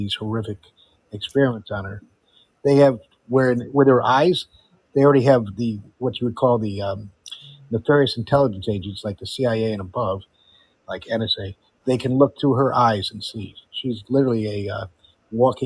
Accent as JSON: {"language": "English", "town": "Fairfield", "region": "Connecticut", "country": "United States", "tie": "born or raised there", "also_born_or_lived": "Amsterdam, Netherlands", "moved": "yes", "lives_now": "Florida, United States", "said": "I grew up right next to it, 45 miles away. You know where Fairfield, Connecticut is? That was my home."}